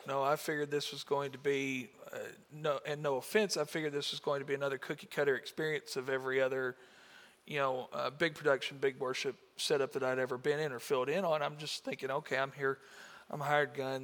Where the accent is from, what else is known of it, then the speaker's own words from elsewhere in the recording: United States; I'm from Marshall County, born and raised in this area